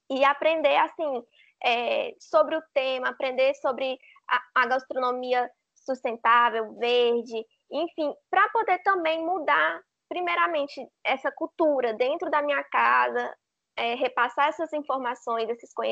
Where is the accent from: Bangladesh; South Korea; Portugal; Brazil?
Brazil; Imperatriz, Maranhão; moved away as an adult; now in João Pessoa, Brazil; como o professor Rogério já me apresentou, eu fui criada em Imperatriz no Maranhão, tenho 21 anos e atualmente estou no segundo período de gastronomia na UFPB.